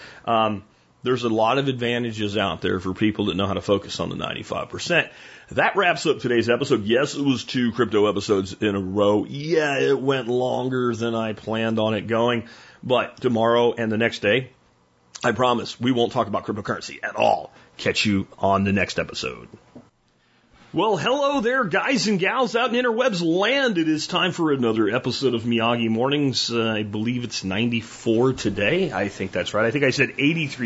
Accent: United States; this is my lineage as an American

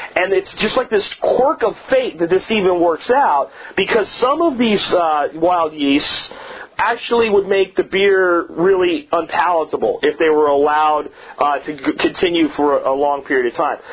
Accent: Pennsylvania, United States; my family was very good friends with growing up in Pennsylvania

